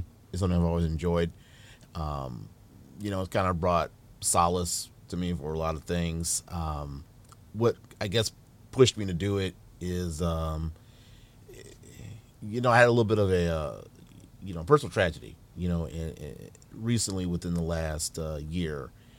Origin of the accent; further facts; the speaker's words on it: Dayton, Ohio, United States; also born or lived in New Orleans; now in Toledo, United States; Originally, I was born in New Orleans, Louisiana. Moved to Ohio when I was about 7-ish, you know, years old. And lived in Dayton. Moved to Toledo in about 99. You know, kind of been here since.